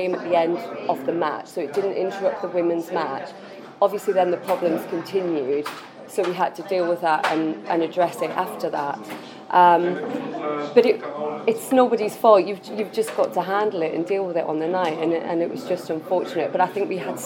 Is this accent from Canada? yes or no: no; Newcastle upon Tyne, North East England, United Kingdom; moved away; also born or lived in Leeds / Manchester; I'm a Geordie girl